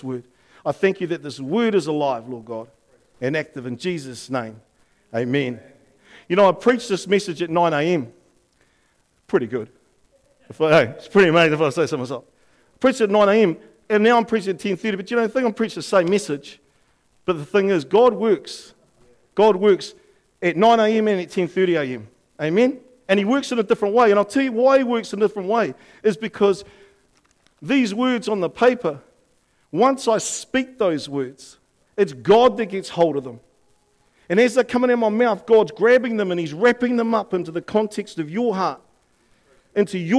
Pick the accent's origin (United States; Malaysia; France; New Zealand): New Zealand; our Prime Minister went over to Aussie to meet the new Prime Minister